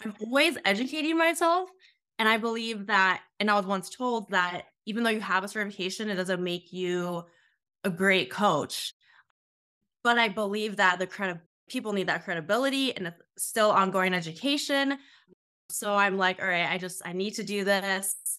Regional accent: Sioux Falls, South Dakota, United States; I currently live in South Dakota, so I'm from Sioux Falls, South Dakota

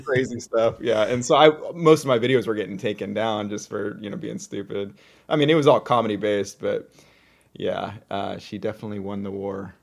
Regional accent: Seattle, Washington, United States; also born or lived in Belfair, Washington; now in Oregon, United States; I, uh, grew up in northern Seattle area and then moved across the Puget Sound to Belfair

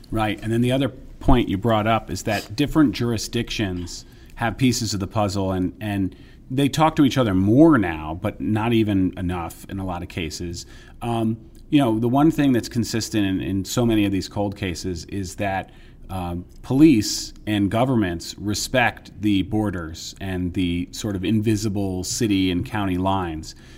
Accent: New York area, United States; I grew up in the New York area

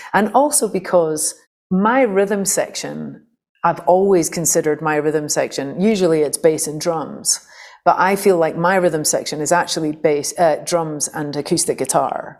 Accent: St Andrews, Scotland, United Kingdom; I'd come out of a very kind of anarchic punk folk scene in Fife, where I grew up in Scotland

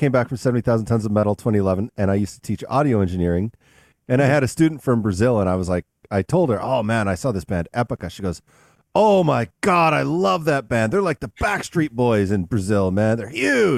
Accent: Canada; I came from Canada

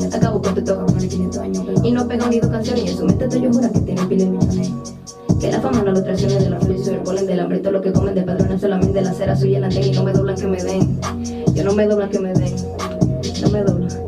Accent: Barahona, Dominican Republic; yo soy oriunda de Barahona

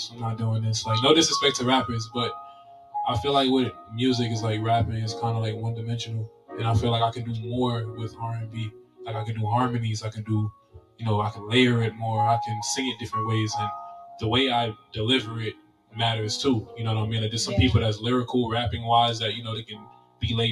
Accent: New York City, New York, United States; I'm 24 from Flatbush, Brooklyn.

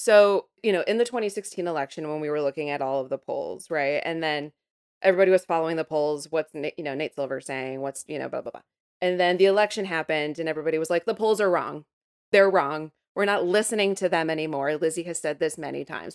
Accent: Midwest, United States; I'm from the Midwest

